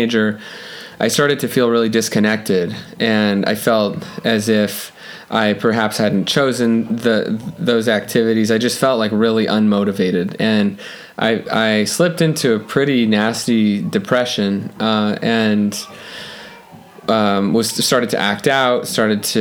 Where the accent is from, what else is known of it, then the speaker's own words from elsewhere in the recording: Los Angeles, California, United States; I grew up in Los Angeles